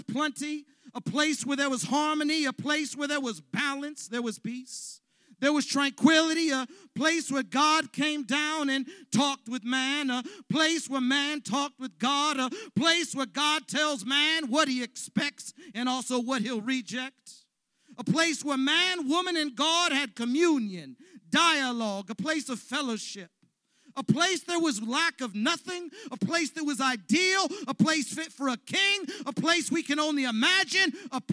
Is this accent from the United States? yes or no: yes; Los Angeles, California, United States; I came from the San Fernando Valley, where the soil is rich